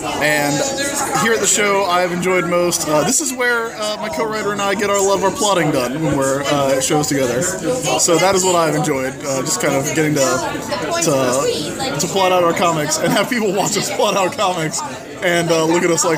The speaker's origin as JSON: {"language": "English", "town": "Columbia", "region": "South Carolina", "country": "United States", "said": "I'm from Columbia, South Carolina"}